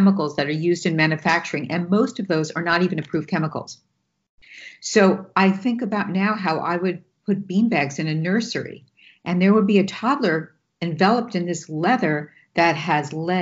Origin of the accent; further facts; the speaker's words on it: New York, United States; I'm from New York and I can talk a mile a minute and I interrupt